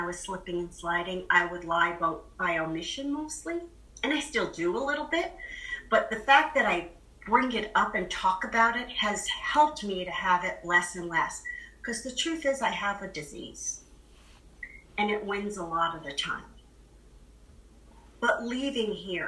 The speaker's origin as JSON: {"language": "English", "town": "Boston", "region": "Massachusetts", "country": "United States", "said": "I'm from Boston"}